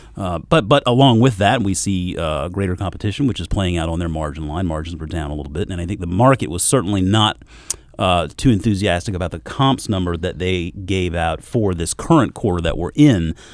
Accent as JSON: {"language": "English", "region": "South Carolina", "country": "United States", "tie": "born or raised there", "also_born_or_lived": "Georgia", "moved": "yes", "said": "growing up in South Carolina, moving up here from Georgia"}